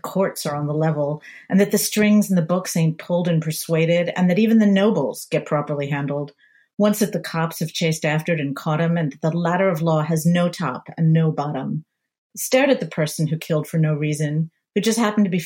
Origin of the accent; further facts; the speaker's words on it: suburbs outside of Philadelphia, Pennsylvania, United States; I grew up in the suburbs outside of Philadelphia, very upper middle class suburbs.